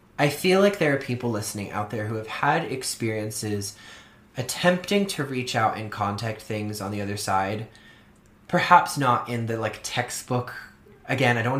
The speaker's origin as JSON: {"language": "English", "town": "Orleans", "region": "Massachusetts", "country": "United States", "tie": "born or raised there", "moved": "yes", "said": "growing up on Cape Cod in Massachusetts, where everything is very old"}